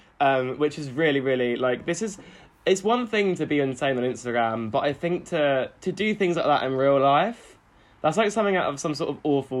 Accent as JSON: {"language": "English", "region": "New York", "country": "United States", "said": "I know celebrities. I'm from New York. No, I came up, y'all."}